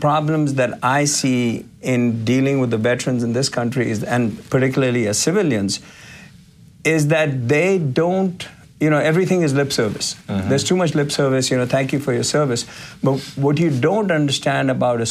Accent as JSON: {"language": "English", "region": "Uttarakhand", "country": "India", "tie": "born or raised there", "moved": "yes", "lives_now": "United States", "said": "growing up in India, mm-hmm. the community that I come from is called the Garhwalis."}